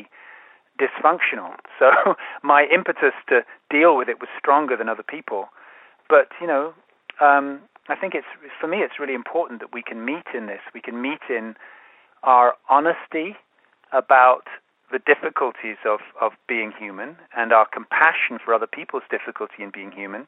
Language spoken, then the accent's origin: English; London, United Kingdom; I grew up in London